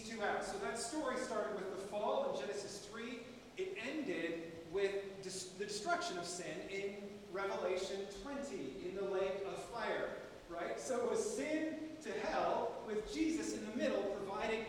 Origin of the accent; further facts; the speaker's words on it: Canada; as a Canadian